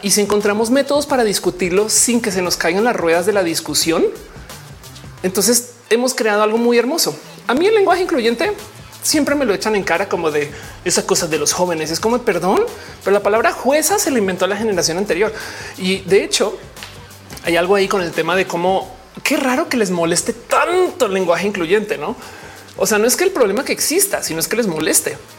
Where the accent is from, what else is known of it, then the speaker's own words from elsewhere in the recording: Mexico; yo no nací en México, pero, pues, de México soy